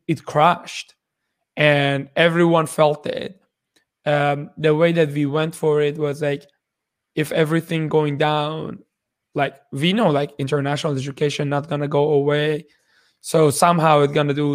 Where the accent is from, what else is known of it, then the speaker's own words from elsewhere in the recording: Iran; moved away as an adult; also born or lived in Shiraz, Iran; now in Kitchener-Waterloo, Canada; I, I was born in Iran 33 years ago.